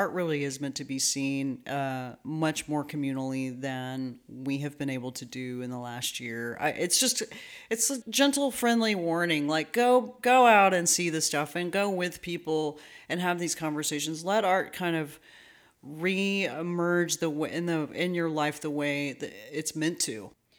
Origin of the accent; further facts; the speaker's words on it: Dallas, Texas, United States; now in Houston, United States; because we both came from the Dallas-Fort Worth area. He came from Fort Worth and I came from Dallas.